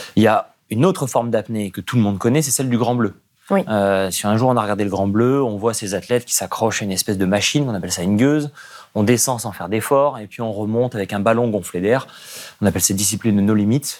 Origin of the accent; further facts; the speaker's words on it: Nice, Provence-Alpes-Côte d'Azur, France; J'ai grandi à Nice